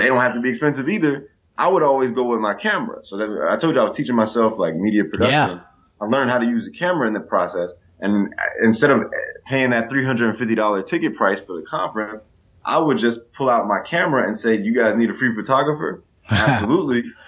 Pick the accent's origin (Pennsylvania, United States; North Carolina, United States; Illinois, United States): Illinois, United States; Chicago; moved away; Growing up in Chicago